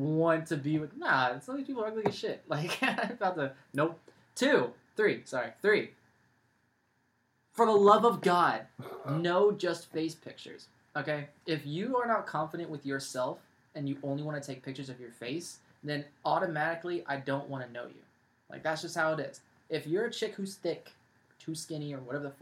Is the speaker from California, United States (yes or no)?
yes; California, United States; I'm from California